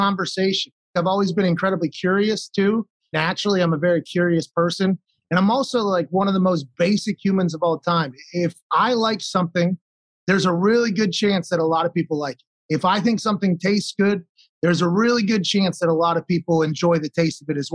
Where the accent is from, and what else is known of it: Pittsburgh, Pennsylvania, United States; born or raised there